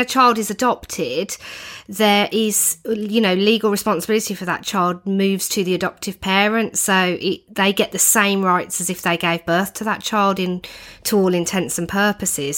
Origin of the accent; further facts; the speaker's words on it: United Kingdom; as Brits, you know, as British people